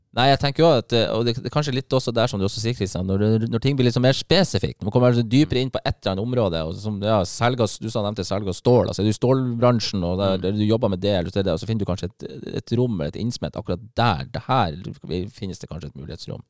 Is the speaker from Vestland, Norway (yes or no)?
yes; Bergen, Vestland, Norway; moved away as an adult; now in Bodø, Norway; Jeg er bergenser